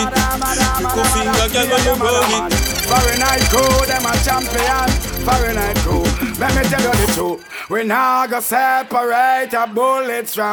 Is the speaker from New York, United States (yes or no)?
yes; Brooklyn, New York, United States; no, listen, no, but I'm from Brooklyn.